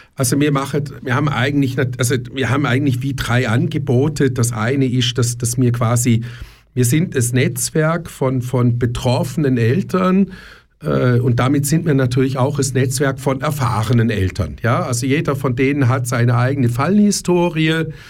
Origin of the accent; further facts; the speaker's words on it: Germany; ich bin in Deutschland aufgewachsen